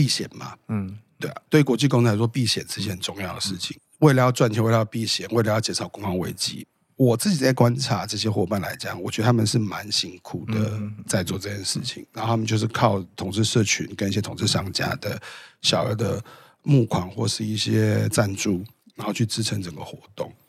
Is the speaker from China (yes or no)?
no; Taiwan; 我是台湾人。